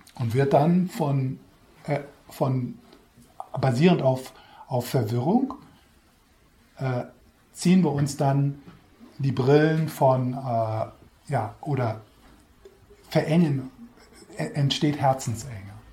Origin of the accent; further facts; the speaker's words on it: Switzerland; Wir sind sowieso schon als Schweizer